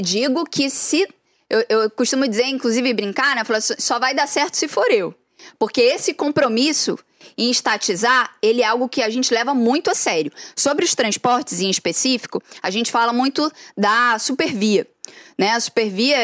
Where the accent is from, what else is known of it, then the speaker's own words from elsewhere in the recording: Duque de Caxias, Rio de Janeiro, Brazil; E eu sou de Saracuruna